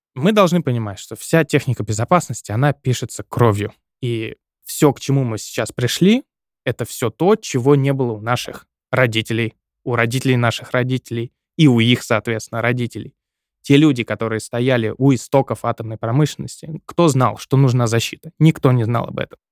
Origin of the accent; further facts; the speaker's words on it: Seversk, Tomsk Oblast, Russia; в моем родном городе, в городе Северск